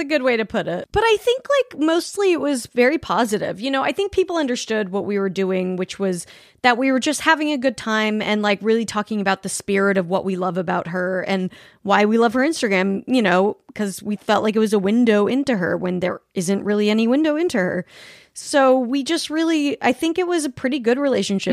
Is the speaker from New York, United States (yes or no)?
no; Salt Lake City, Utah, United States; I grew up in Salt Lake City